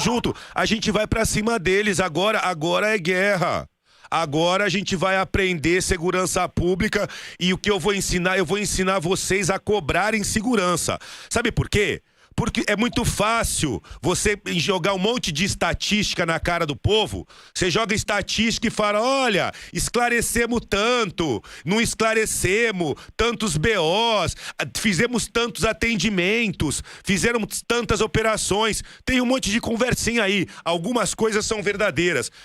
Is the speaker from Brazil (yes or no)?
yes; Santos, São Paulo, Brazil; moved away; eu passei lá na rua onde a gente foi criado